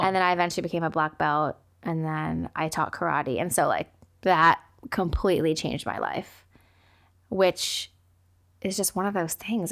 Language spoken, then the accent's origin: English; United States; being Asian American and growing up with immigrant parents